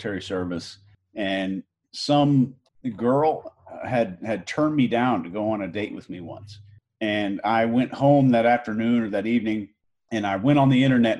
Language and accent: English; Houston, Texas, United States; also born or lived in Arkansas; I was born in Arkansas, believe it or not, and grew up in Houston, Texas as a kind of a country boy